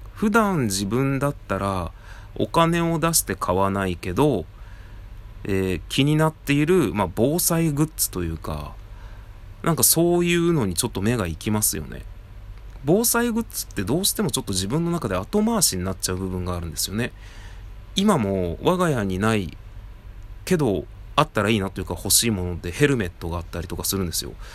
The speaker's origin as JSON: {"language": "Japanese", "town": "Tajimi", "region": "Gifu", "country": "Japan", "tie": "born or raised there", "also_born_or_lived": "Nagano", "moved": "as an adult", "said": "僕の実家は、岐阜県の多治見というところなんですが"}